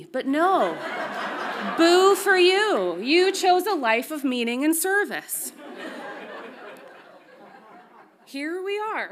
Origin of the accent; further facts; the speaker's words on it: Canada; as a Canadian